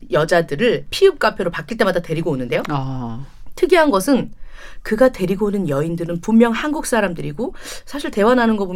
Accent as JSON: {"language": "Korean", "region": "British Columbia", "country": "Canada", "second_language": "Korean", "said": "사실 저는 밴쿠버 출신 아니거든요. 아. 밴쿠버에서 멀지 않은 작은 시골 마을 출신인데"}